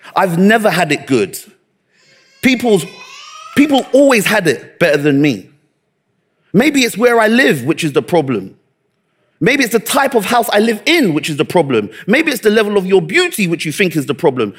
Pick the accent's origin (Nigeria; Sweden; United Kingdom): Nigeria; I'm Nigerian